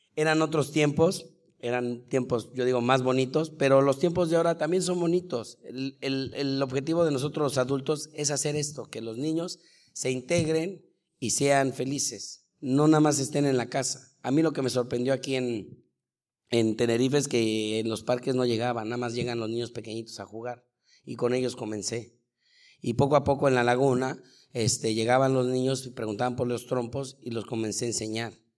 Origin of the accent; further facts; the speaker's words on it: Mexico City, Mexico; moved away as an adult; also born or lived in Chihuahua / Costa Rica / Colombia / Spain; soy de la Ciudad de México